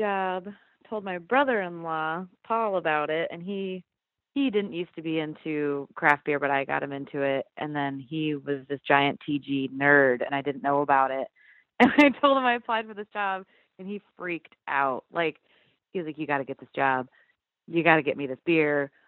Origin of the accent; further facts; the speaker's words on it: Iowa, United States; now in Decorah, United States; 3 hours south of here, and that's where I had grown up